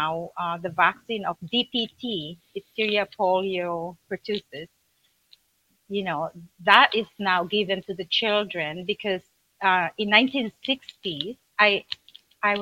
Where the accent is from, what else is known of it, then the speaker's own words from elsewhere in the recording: Manila, Metro Manila, Philippines; moved away as an adult; I was born in Philippines, Manila.